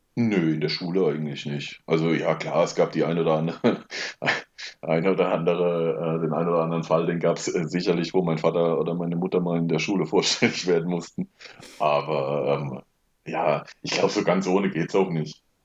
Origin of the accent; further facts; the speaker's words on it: Rauenberg, Baden-Württemberg, Germany; also born or lived in Wiesenbach; wir sind aber dann relativ schnell nach Rauenberg gezogen und äh, das war dann auch sofort eigentlich meine Heimat. Ja, und da eine sehr idyllische, schöne Kindheit erlebt